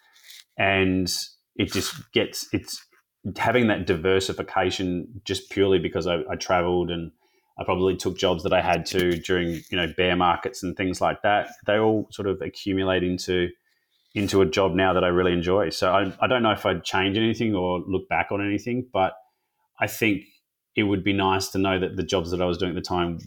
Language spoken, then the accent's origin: English; Perth, Western Australia, Australia; also born or lived in Sydney; I'm in Western Australia, so I grew up in Perth